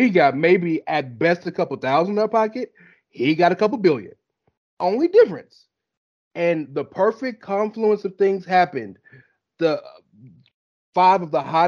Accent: the South, United States; I'm from the South

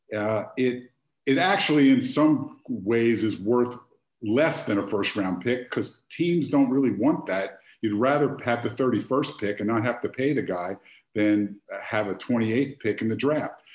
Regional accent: Philadelphia, Pennsylvania, United States; moved away; I grew up in Philadelphia

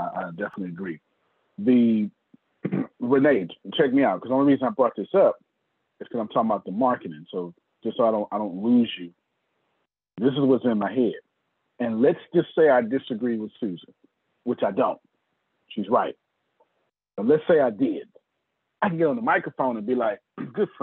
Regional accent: the South, United States; I'm from the South

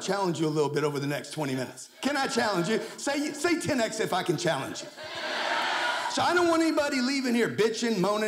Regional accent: Lake Charles, Louisiana, United States; I grew up in Lake Charles, Louisiana

